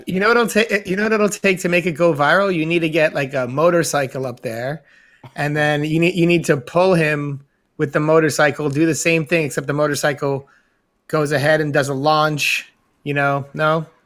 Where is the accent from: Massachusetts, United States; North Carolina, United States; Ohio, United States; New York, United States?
New York, United States; Being being a New Yorker, we're exposed to all different um, cultures